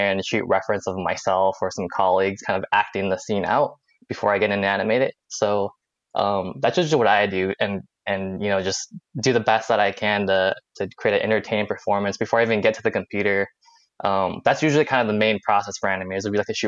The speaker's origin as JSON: {"language": "English", "area": "Silicon Valley", "region": "California", "country": "United States", "moved": "as an adult", "lives_now": "East Coast, United States", "said": "I'm from California. I'm from the Silicon Valley, so everyone there is very tech oriented"}